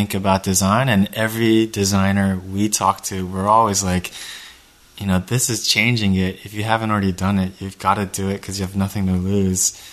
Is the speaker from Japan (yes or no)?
yes; Japan; now in United States; I was born and raised in Japan